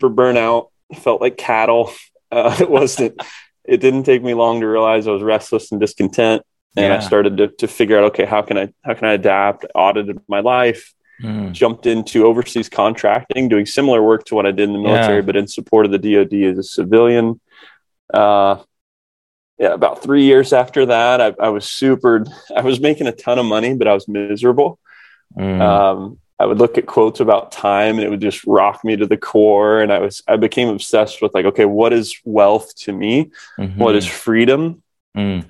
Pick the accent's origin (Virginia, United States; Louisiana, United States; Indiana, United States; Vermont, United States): Indiana, United States; Kokomo; I grew up here in Kokomo, Indiana, not the island, the cornfields.